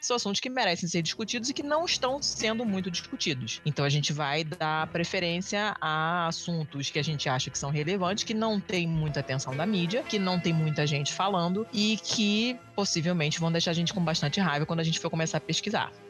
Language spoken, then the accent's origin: Portuguese; Rio de Janeiro, Brazil; eu sou carioca